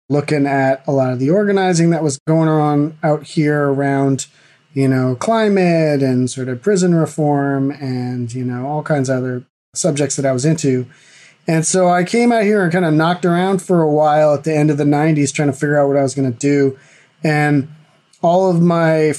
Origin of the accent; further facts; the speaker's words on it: East Coast of the U.S., United States; moved away as an adult; also born or lived in Boston area; now in California, United States; I grew up on the East Coast of the U.S.